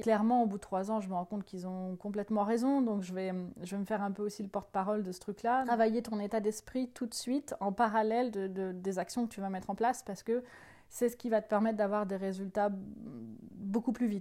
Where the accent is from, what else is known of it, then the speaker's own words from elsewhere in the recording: northern France, France; Je viens du, euh, nord de la France